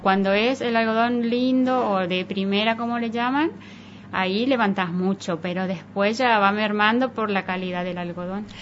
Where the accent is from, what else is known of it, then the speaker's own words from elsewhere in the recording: Laguna Blanca, Formosa, Argentina; accent: tonada formoseña; moved away as an adult; now in María Juana, Argentina; soy de Formosa